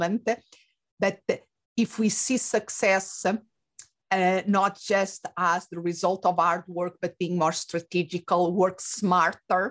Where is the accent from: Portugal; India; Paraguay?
Portugal; moved away as an adult; also born or lived in England / Spain; now in United States; I was born and raised in Portugal